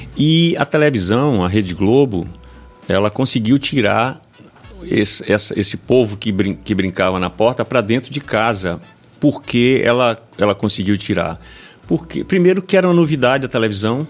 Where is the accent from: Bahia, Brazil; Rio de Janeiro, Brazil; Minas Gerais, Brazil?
Bahia, Brazil; Itabuna; eu venho do, de Itabuna